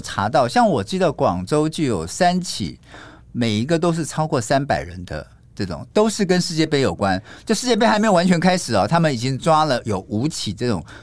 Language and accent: Chinese; Taiwan; moved away as an adult; also born or lived in mainland China; now in China; 灰色收入跟黑色收入是我们台湾这边很难看得到